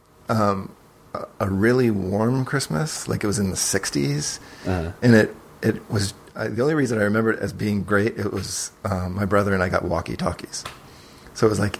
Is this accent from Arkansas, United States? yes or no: no; Rhode Island, United States; moved away as an adult; also born or lived in San Francisco, California; now in California, United States; I grew up in Rhode Island.